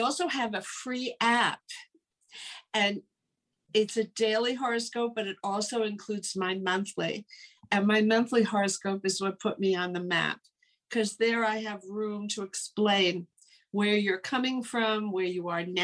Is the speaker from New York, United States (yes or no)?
yes; New York City, New York, United States; growing up in New York, you know, there are 9 million people here